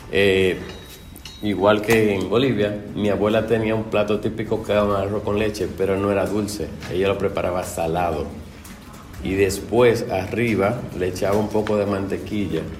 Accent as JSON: {"language": "Spanish", "country": "Dominican Republic", "moved": "yes", "said": "yo soy de República Dominicana."}